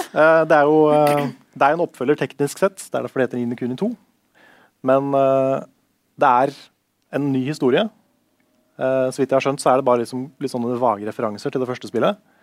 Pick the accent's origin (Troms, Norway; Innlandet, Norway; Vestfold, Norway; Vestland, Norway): Vestfold, Norway; Tønsberg; moved away; mamma og pappa har flytta ut av barndomshjemmet. Så nå har jeg liksom ikke det huset i Tønsberg lenger.